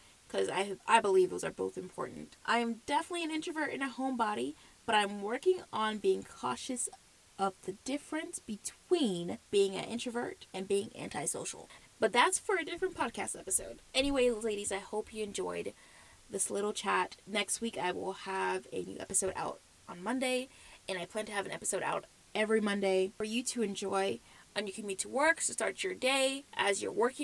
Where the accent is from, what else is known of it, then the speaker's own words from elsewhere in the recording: the South, United States; accent: South; I was born and raised in the South, the U.S. So if you ever hear South in my mouth, you know why